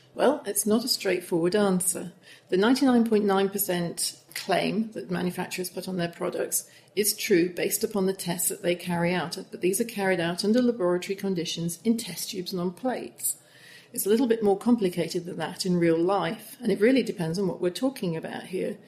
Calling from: Guayaquil, Guayas, Ecuador; I'm calling from Guayaquil, Ecuador

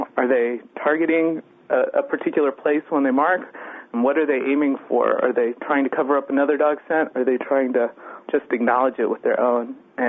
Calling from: Houston, Texas, United States; I'm calling from Houston, Texas.

